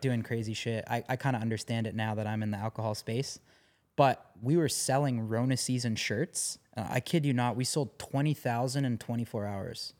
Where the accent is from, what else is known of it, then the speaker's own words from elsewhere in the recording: Canada; growing up in Canada